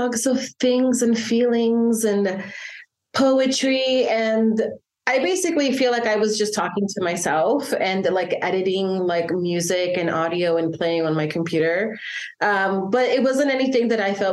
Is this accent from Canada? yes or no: no; El Salvador; moved away; I was born and raised in El Salvador till 2000, the year like 2000, and I grew up in the aftermath of the Civil War